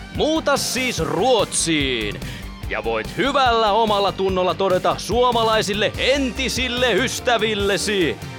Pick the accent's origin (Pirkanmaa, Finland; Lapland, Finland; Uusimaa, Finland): Uusimaa, Finland; Myrskylä; me ollaan Myrskylästä